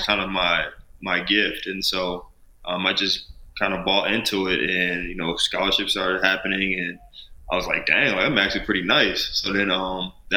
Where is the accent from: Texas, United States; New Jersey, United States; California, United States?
New Jersey, United States; Glassboro; moved away; I'm from Glasgow, New Jersey, small town in New Jersey. I'm about 25 minutes from Philly